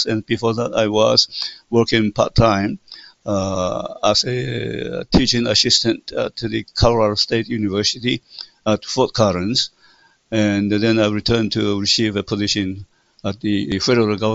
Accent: Taiwan; English is a second language; we came from Taiwan and we speak Taiwanese, therefore I think it's much more easier for us to contact to communicate each other

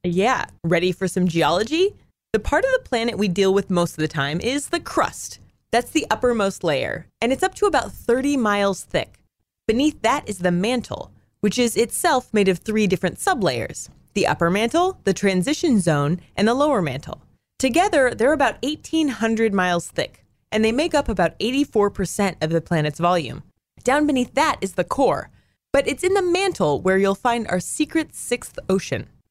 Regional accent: Northern California, United States; moved away as an adult; also born or lived in Texas; my hometown in Northern California

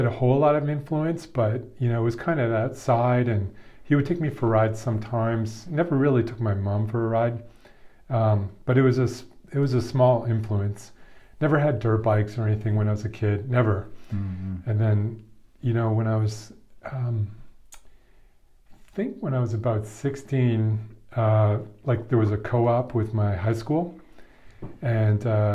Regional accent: Toronto, Ontario, Canada; moved away as an adult; now in United States; born and raised in Toronto, Ontario

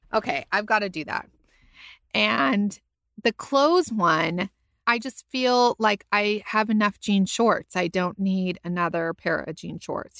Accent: California, United States; now in Texas, United States; I was a Californian

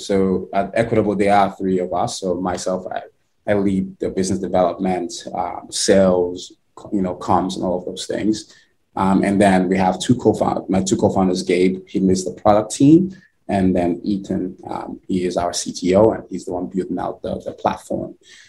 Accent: Nigeria; now in United States; So I am originally from Nigeria. Grew up in Nigeria. My early years and been in the US for over 10 years now.

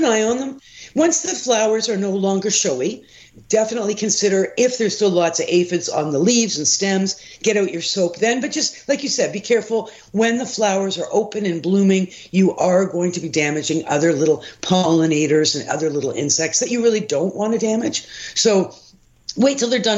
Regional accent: Toronto, Ontario, Canada; I actually grew up on a ravine in the Don Valley

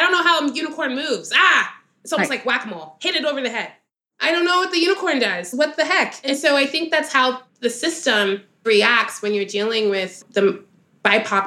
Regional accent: Dallas, Texas, United States; growing up in Dallas, Texas

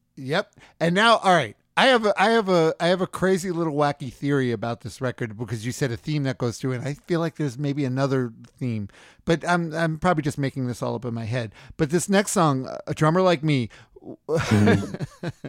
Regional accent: New York City, New York, United States; now in California, United States; I grew up in Queens, New York

